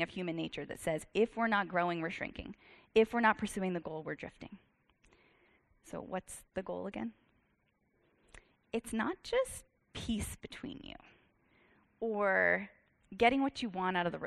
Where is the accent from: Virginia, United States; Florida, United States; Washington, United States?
Virginia, United States; I'm from Virginia